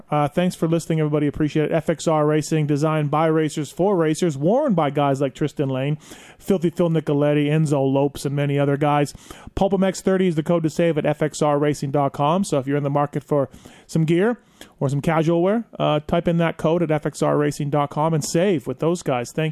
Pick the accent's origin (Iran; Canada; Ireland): Canada; proud to say that insulin for diabetes was invented right there in my home country of Canada.